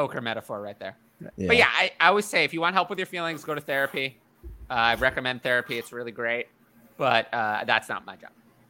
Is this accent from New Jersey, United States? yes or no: no; New York City, New York, United States; I'm from New York City.